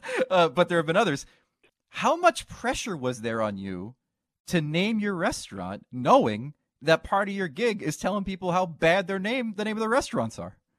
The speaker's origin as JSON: {"language": "English", "region": "New Jersey", "country": "United States", "tie": "born or raised there", "said": "We used to have all this uh, dynasty memorabilia in our basement growing up in New Jersey."}